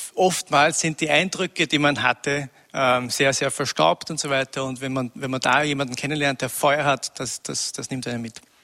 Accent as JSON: {"language": "German", "region": "Upper Austria", "country": "Austria", "tie": "born or raised there", "said": "ich wurde in Oberösterreich geboren, in einem kleinen Nest, 1000 Einwohner. Ähm, und wurde dort sozialisiert in den 70er Jahren"}